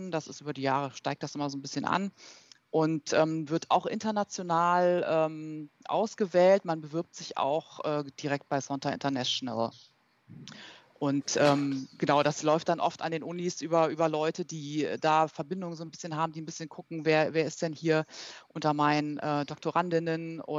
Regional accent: Berlin, Germany; born there; ich bin äh, ursprünglich in Berlin geboren, ähm, habe dort auch äh, Luft- und Raumfahrt studiert, zunächst an der TU in Berlin und bin dann nach Aachen gegangen

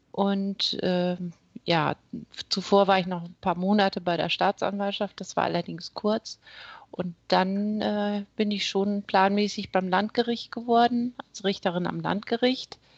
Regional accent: Wittmund, Lower Saxony, Germany; also born or lived in Esens; Ja, ich bin Ostfriesin. Ich komme aus Wittmund, da bin ich geboren und äh, so mit 13 sind wir dann nach Esens gezogen ist auch aus Friesland. Also ich bin geboren und aufgewachsen in Ostfriesland.

